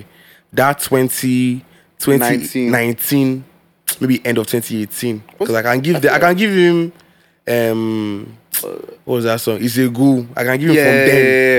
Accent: Lagos, Nigeria; I'm from Lagos.

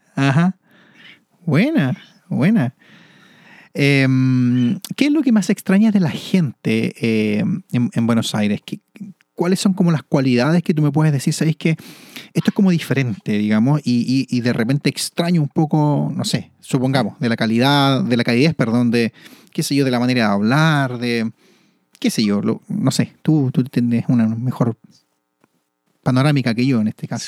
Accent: Santiago, Santiago Metropolitan Region, Chile; soy nacido y criado en Santiago

